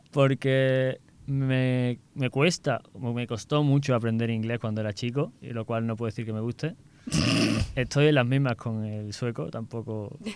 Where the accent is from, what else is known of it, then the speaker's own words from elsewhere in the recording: Seville, Andalusia, Spain; soy también de Sevilla